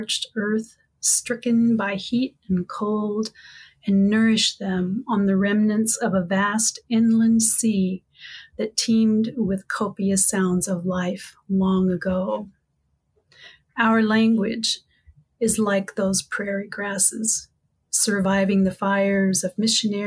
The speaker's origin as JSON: {"language": "English", "town": "Wichita", "region": "Kansas", "country": "United States", "tie": "born or raised there", "also_born_or_lived": "southern Minnesota", "moved": "yes", "lives_now": "Minnesota, United States", "said": "I grew up in Wichita, and I always had this desire and love for the ocean. growing up in the middle of Kansas."}